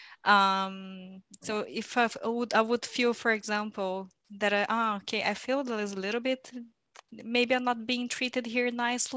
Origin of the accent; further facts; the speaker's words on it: Pindamonhangaba, São Paulo, Brazil; moved away as an adult; also born or lived in Rio de Janeiro, Brazil / Belgium; now in Brussels, Belgium; I was born in Brazil, and I grew up in a very small town in the countryside of Brazil with a very funny name, actually, called Pindamonhangaba.